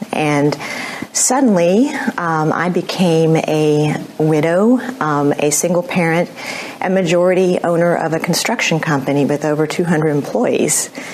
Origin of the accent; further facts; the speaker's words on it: Houston, Texas, United States; I was born and raised in Houston